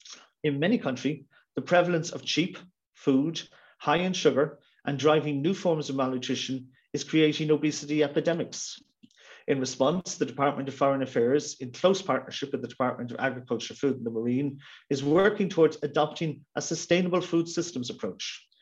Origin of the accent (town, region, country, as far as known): Ireland